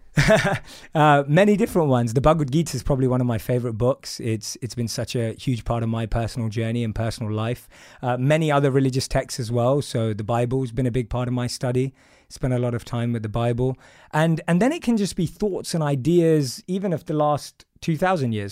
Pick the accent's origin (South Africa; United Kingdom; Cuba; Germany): United Kingdom; London; So I'm from London. I grew up in a place called Wood Green in North London